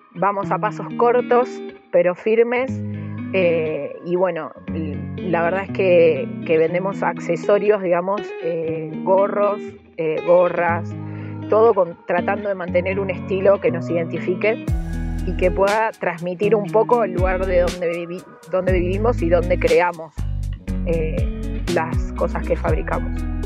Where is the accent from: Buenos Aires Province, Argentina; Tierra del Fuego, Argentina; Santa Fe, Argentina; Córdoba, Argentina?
Santa Fe, Argentina; Rosario; now in Villa Lago Meliquina, Argentina; nosotros somos rosarinos que decidimos venir a vivir a la Patagonia